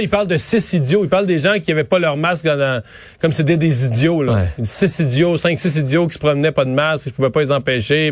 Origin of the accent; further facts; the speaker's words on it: Rivière-du-Loup, Quebec, Canada; on arrivait de Rivière-du-Loup